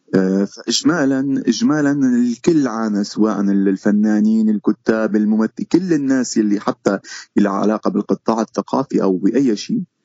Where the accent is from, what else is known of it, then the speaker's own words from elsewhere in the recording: Syria; moved away as an adult; also born or lived in Istanbul, Turkey; now in Canada; عندنا بسوريا